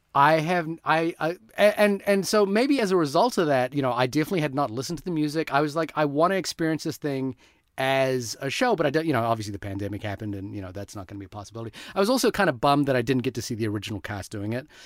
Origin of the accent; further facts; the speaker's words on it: India; I'm Indian